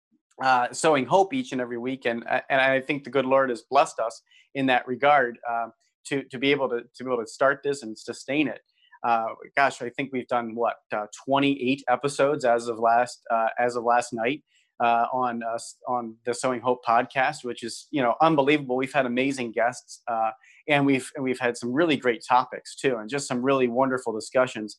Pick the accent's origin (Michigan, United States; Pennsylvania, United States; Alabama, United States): Pennsylvania, United States; Philadelphia; now in Wisconsin, United States; I'm a native Philadelphian. I grew up in Philadelphia.